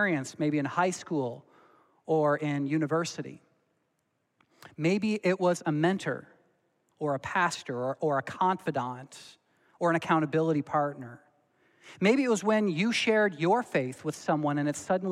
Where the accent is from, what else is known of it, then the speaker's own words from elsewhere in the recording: Belleville, Ontario, Canada; moved away; also born or lived in Dordt (college); my pastor that I grew up with in Belleville, Ontario